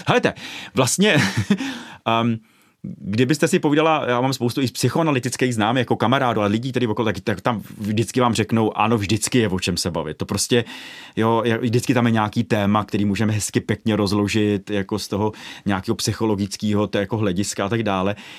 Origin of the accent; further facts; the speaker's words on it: Ostrov, Karlovy Vary Region, Czechia; já jsem panelákový dítě, z Ostrova nad Hoří